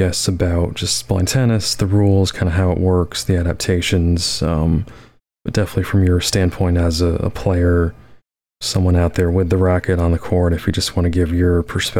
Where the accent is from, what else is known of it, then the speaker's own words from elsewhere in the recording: Florida, United States; Florida, my home state